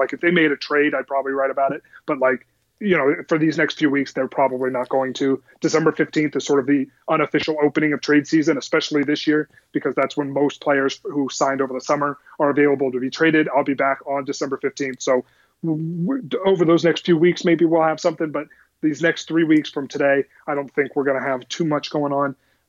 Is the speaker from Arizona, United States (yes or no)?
no; San Diego, California, United States; Nope. I grew up in San Diego. We never had a team.